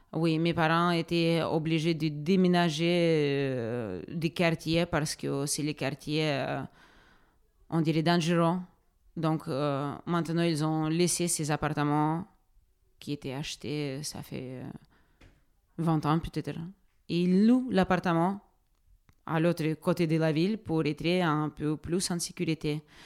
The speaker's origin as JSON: {"language": "French", "town": "Donetsk", "region": "Donetsk Oblast", "country": "Ukraine", "tie": "born or raised there", "also_born_or_lived": "Moldova / North Macedonia", "second_language": "French", "moved": "as an adult", "lives_now": "Draguignan, France", "said": "je suis née en Donetsk. C'est ma ville de naissance où j'ai vécu pendant 21 ans."}